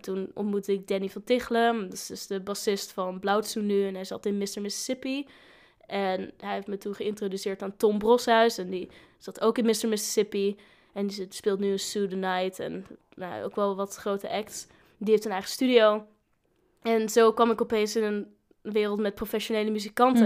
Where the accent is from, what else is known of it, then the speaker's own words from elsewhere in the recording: Groningen, Netherlands; moved away as an adult; now in Leeuwarden, Netherlands; ik kom uit Groningen